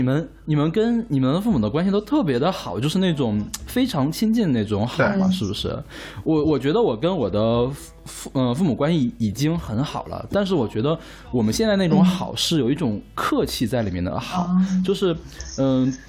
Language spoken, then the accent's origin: Chinese; Northeast China, China; 我在东北长大的嘛，东北那边的计划生育是做的最好的，而且我妈妈是管计划生育工作的，所以我们那儿绝对不会有家里有两个小孩的这种状况。